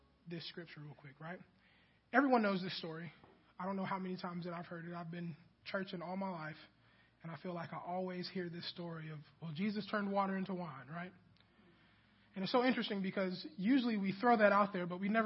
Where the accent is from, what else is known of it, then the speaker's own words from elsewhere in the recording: Kansas City, Missouri, United States; also born or lived in Mobile, Alabama; now in Huntsville, United States; I grew up in Kansas City